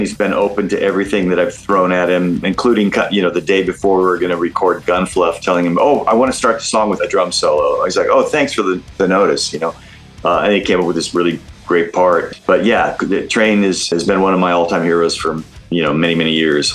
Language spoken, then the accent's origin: English; Oregon, United States; I'm I'm from Oregon